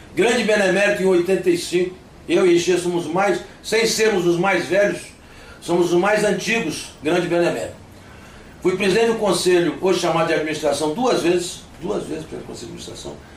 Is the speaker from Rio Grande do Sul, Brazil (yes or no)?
no; Vitória, Espírito Santo, Brazil; also born or lived in United States; Eu sou norte-americano nascido, mas sou brasileiro naturalizado, mas fui criado em Vitória, Espírito Santo. Para lá cheguei com uma de idade